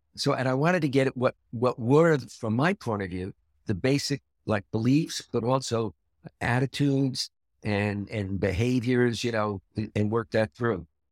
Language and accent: English; New York City, New York, United States; I was born and raised in Brooklyn